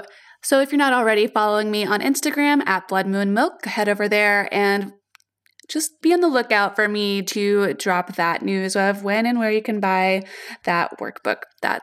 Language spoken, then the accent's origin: English; Atlanta, Georgia, United States; Atlanta, which is my hometown.